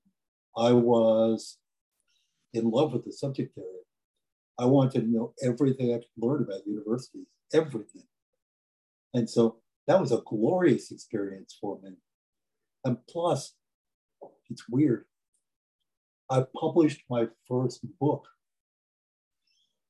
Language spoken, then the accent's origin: English; New York City, New York, United States; I grew up in the South Bronx, which is one of the poor